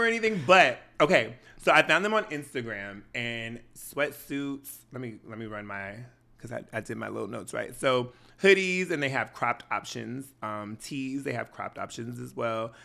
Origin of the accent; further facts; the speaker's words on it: Washington, United States; I'm from Washington State and we're notorious for wearing sweatshirts and shorts